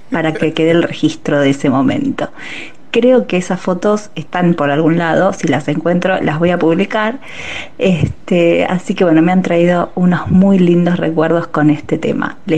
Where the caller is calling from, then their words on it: Balvanera, Buenos Aires, Argentina; de Balvanera.